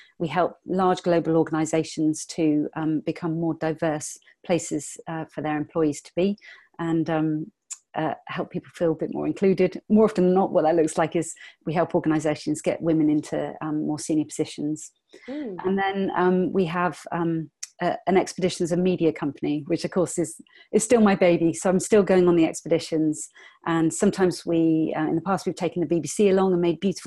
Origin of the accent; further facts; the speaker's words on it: England, United Kingdom; I'm from England